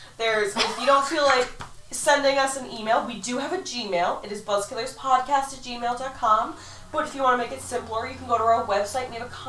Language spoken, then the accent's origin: English; Massachusetts, United States; I'm from Massachusetts.